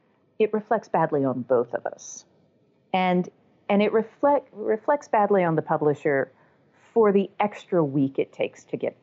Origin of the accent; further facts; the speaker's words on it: the South, United States; accent: Southern; and I am from the South. Like, I am a native Southerner.